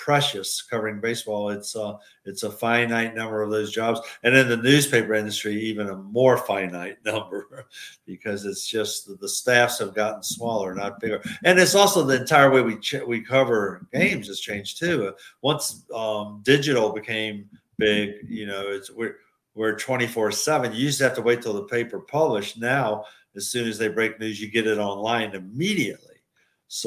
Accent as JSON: {"language": "English", "town": "Richmond", "region": "Virginia", "country": "United States", "tie": "born or raised there", "moved": "as an adult", "lives_now": "Milwaukee, United States", "said": "my hometown of Richmond"}